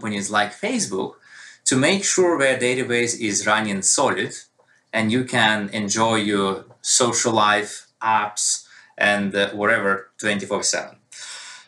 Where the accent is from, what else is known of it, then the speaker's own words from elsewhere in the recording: Russia; moved away as an adult; also born or lived in United Kingdom; now in United States; I was born and raised in Russia